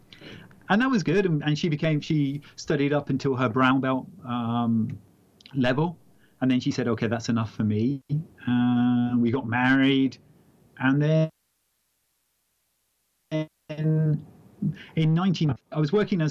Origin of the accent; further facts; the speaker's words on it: Exeter, South West England, United Kingdom; moved away; also born or lived in Wyoming, United States / Los Angeles, United States; came back to England